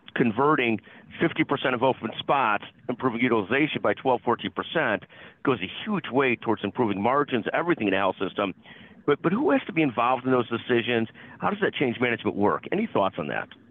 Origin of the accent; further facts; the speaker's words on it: Illinois, United States; I'm an Illinois person